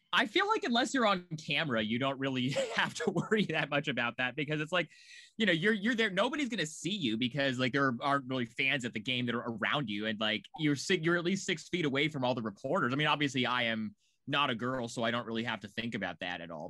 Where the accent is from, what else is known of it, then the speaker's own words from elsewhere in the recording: Portland, Oregon, United States; moved away as an adult; also born or lived in Chicago; I, I'm from Portland.